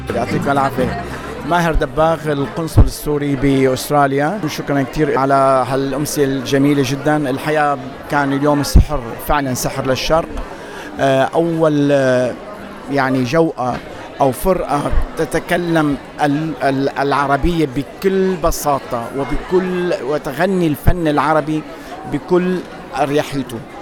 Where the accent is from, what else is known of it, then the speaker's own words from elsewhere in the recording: Egypt; moved away as an adult; now in Australia; من مواليد جمهورية مصر العربية جيت استراليا هنا من 28 سنة